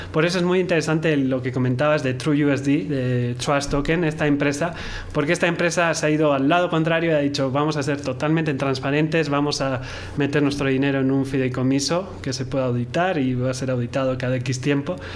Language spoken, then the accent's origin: Spanish; Mexico; yo como mexicano